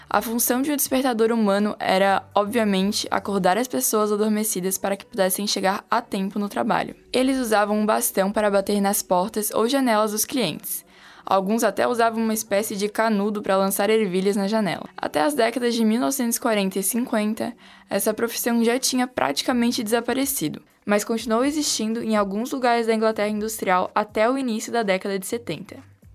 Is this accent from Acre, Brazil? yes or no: no; Trombudo Central, Santa Catarina, Brazil; a minha cidade natal, Trombudo Central